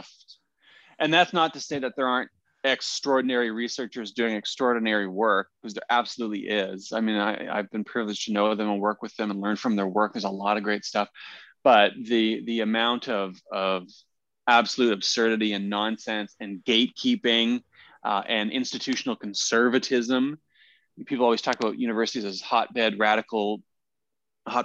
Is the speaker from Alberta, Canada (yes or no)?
no; Peterborough, Ontario, Canada; moved away as an adult; also born or lived in Korea / Vancouver; now in Ottawa, Canada; I grew up in Peterborough and left Peterborough as soon as I could, which is to say once I graduated high school